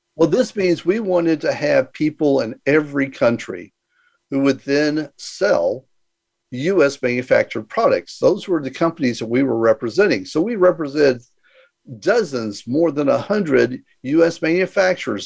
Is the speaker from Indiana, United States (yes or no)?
no; Houston, Texas, United States; moved away as an adult; also born or lived in San Diego / Mexico; I was born in Houston, Texas, and uh, again, I was the uh, oldest of nine and, you know, had a pretty normal life. You know, went to school